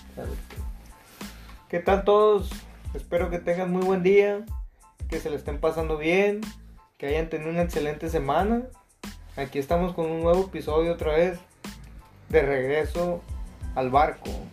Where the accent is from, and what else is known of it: Mexico